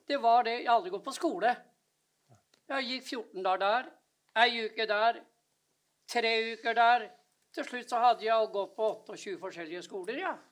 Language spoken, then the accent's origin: Norwegian; Nes, Akershus, Norway; born there; Jeg er født i Kjerre september på Nes på Romerike.